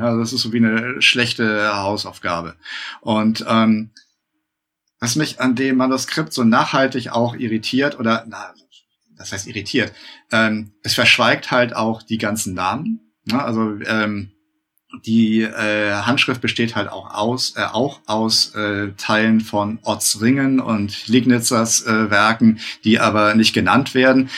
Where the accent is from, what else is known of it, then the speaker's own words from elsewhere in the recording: Northern Germany, Germany; ich als Norddeutscher